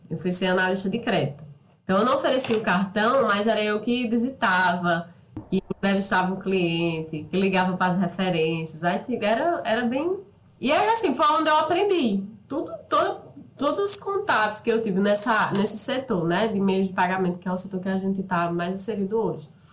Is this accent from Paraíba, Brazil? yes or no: yes; Soledade, Paraíba, Brazil; moved away; also born or lived in São Paulo; Eu saí de Soledade, que é o interiorzinho aqui perto de Campina Grande, Cariri